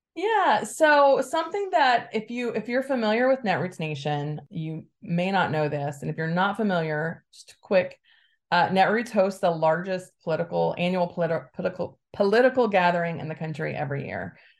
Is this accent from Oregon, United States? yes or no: no; Alabama, United States; now in Bay Area, United States; I grew up in Alabama to a very conservative family